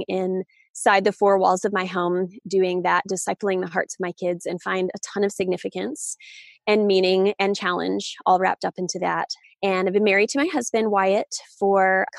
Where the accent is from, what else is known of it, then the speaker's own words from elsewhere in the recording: the South, United States; I grew up in the South